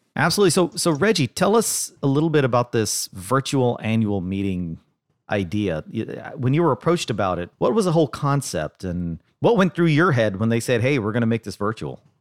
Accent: Dallas, Texas, United States; in Dallas, my hometown

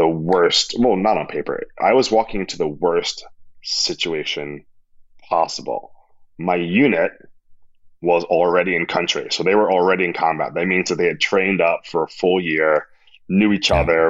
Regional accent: New York City, New York, United States; also born or lived in Queens; I grew up in Section 8 housing in Harlem, like on welfare.

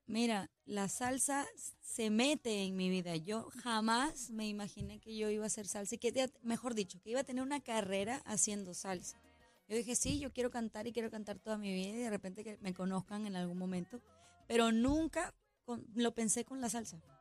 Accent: Peru; en mi país hay un montón

